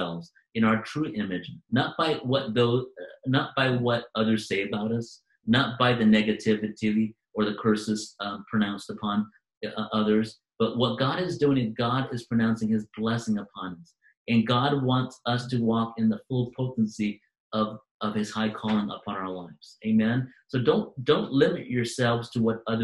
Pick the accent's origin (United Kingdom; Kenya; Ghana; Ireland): United Kingdom; Manchester, North West England; I was born in Manchester, England.